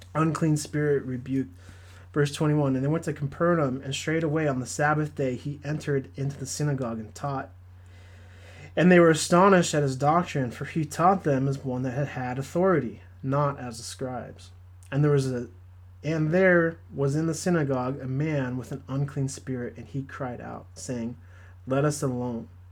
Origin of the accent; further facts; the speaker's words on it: Southern California, United States; I grew up in Southern California. I live close to the beach